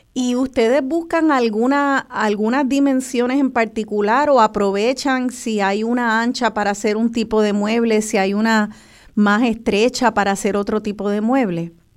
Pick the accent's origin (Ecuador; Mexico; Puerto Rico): Puerto Rico; como lo somos los puertorriqueños de la familia boricua